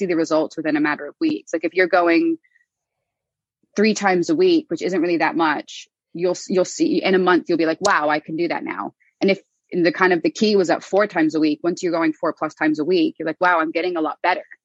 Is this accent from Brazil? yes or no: no; Ireland; moved away as an adult; also born or lived in United States; now in London, United Kingdom; I was born in the US, but I'm half Irish and I grew up in Ireland. I moved to London at 20